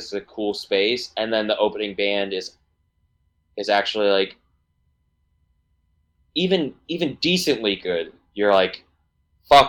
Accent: New Hampshire, United States; also born or lived in Wichita, Kansas; now in Boston, United States; I'm from New Hampshire actually.

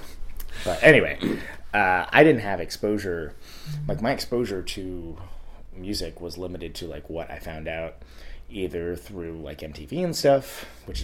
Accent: Modesto, California, United States; I grew up in Modesto, which is a cow town in the Central Valley of California

